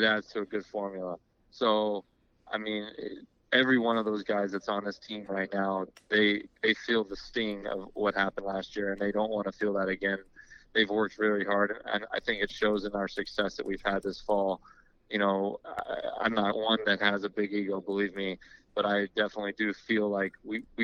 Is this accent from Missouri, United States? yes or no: no; Riverside, California, United States; moved away as an adult; also born or lived in Lubbock, Texas; I'm from Riverside, California, so which is 60 miles east